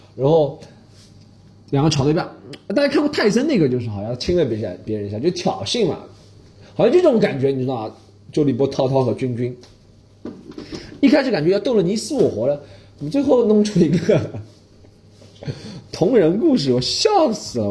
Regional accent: Shanghai, China; 因为我是上海人嘛

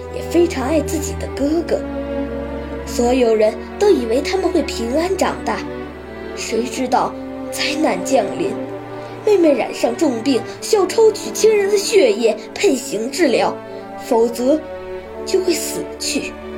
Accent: Tianjin, China; 我是来自天津的

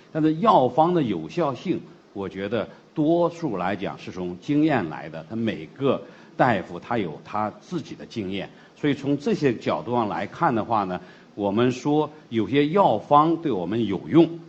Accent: China; 我们中国人的东西

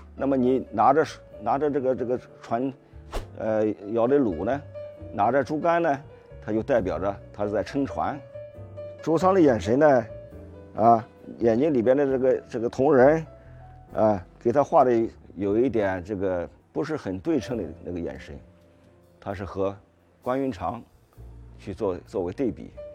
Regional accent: China; 我们中国人

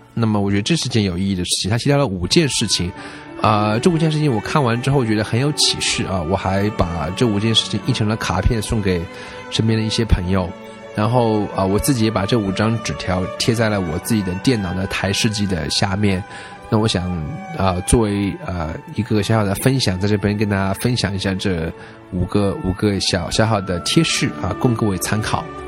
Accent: China; 作为中国人来讲，我们一般都是受这种教育长大，就是不要跟陌生人说话呀

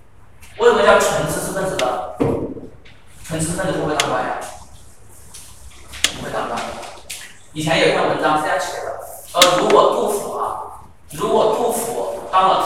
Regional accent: Guangdong, China; 然后就出现了我们广东人。

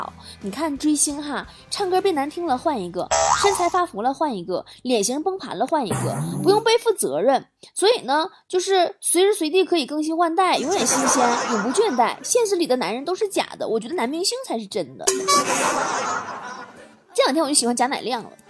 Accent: Guangzhou, Guangdong, China; 现在没这必要了，因为我是广州人。这个梗只有广州人能懂。

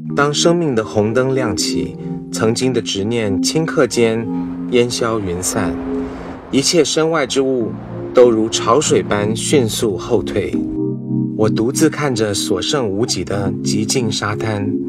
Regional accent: United States; 我在美国长大不会忘记我的中文

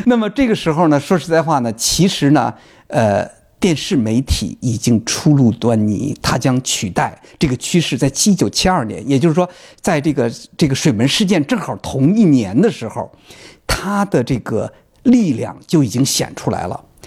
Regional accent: China; 我们中国人在使用，呃，微信、微博的时候

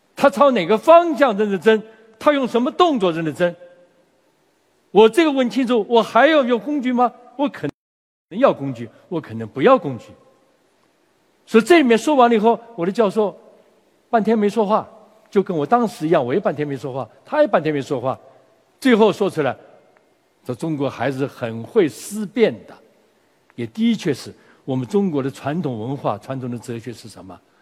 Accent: China; 我们中国人

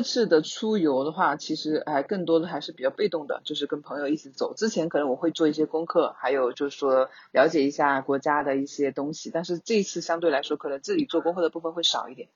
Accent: China; 我们中国人的春节，它是很重要的

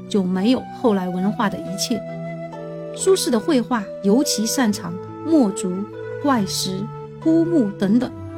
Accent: Chengdu, Sichuan, China; 我作为一个成都人是感到非常骄傲的。

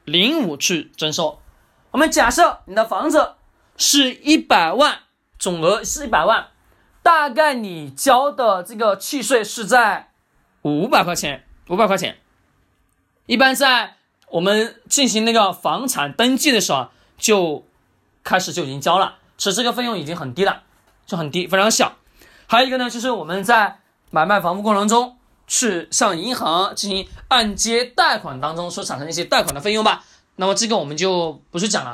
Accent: China; 我们中国人

